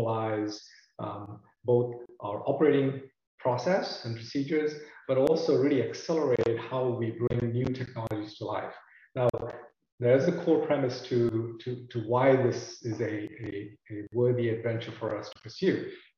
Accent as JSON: {"language": "English", "region": "New Jersey", "country": "United States", "lives_now": "Charlotte, United States", "said": "I'm calling from sunny Charlotte, North Carolina."}